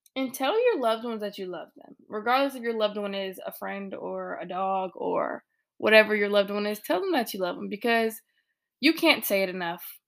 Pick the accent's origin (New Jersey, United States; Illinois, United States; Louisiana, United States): Illinois, United States; now in North Carolina, United States; my people from back home in Illinois